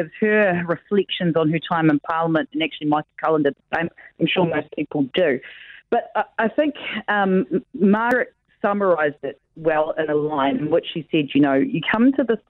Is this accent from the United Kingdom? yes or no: no; New Zealand; also born or lived in Tauranga Moana / Tuwharetoa / Whanganui; I was brought up between Paengaroa and Tikaraka, and in the east coast